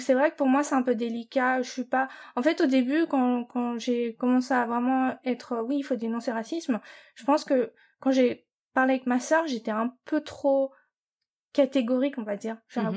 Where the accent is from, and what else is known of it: France; born or raised there; moved away as an adult; also born or lived in New York / Japan